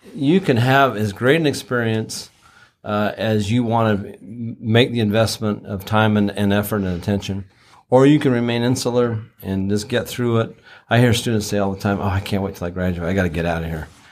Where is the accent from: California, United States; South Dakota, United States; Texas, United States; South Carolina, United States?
Texas, United States; moved away; also born or lived in Utah / overseas; I grew up in Texas and moved around, lived overseas for quite some time